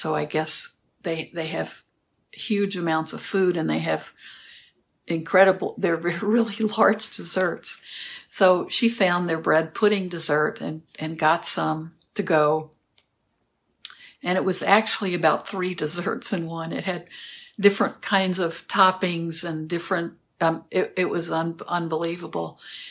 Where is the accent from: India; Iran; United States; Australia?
United States; the South; And I'm from the South, of course, so I think that's part of the reason.